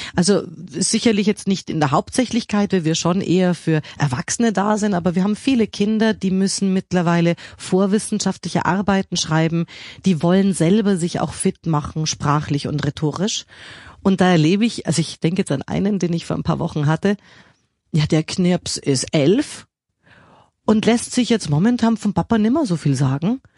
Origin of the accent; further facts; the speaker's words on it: Krems, Lower Austria, Austria; also born or lived in Munich, Germany; bin in München geboren und in Österreich in die Schule gegangen und dann habe ich auch in Krems maturiert. Das heißt, die Eltern hatten so im Waldviertel so eine so eine 300 Jahre alte Mühle